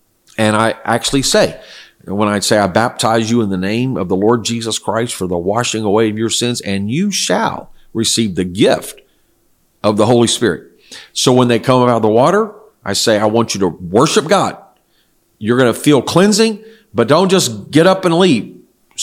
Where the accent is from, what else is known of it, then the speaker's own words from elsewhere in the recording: South Korea; English is a second language; I was raised in Korea where my parents were missionaries, and this is what they taught.